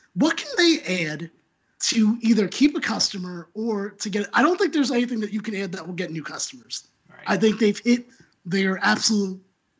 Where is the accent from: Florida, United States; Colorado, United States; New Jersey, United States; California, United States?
New Jersey, United States; I'm from New Jersey.